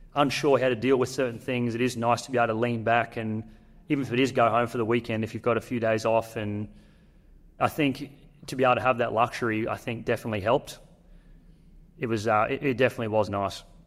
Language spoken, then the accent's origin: English; North Queensland, Australia; it's North Queensland. I'm from North Queensland.